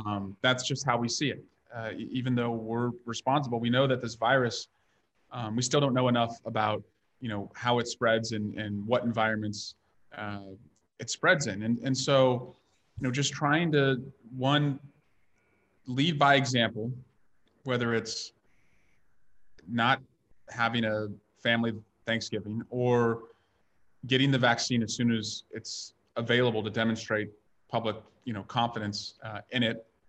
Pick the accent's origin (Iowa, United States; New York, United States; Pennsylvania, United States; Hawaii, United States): Iowa, United States; now in California, United States; I grew up in Iowa